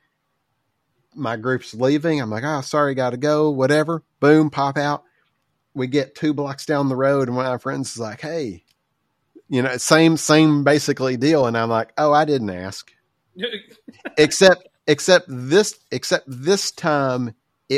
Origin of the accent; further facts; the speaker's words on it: Southern United States, United States; accent: Southern; I have a pretty obvious accent